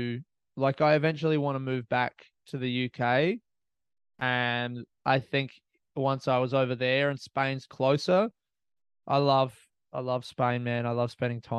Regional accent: Australia; I'm an Australian comic

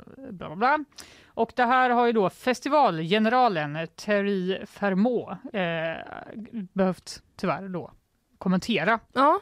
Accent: Sweden; Jag är svensk

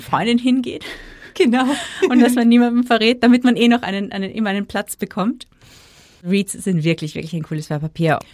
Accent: Austria; bei uns in Österreich

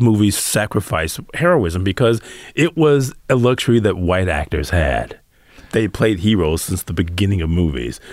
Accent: Detroit, Michigan, United States; growing up in Detroit

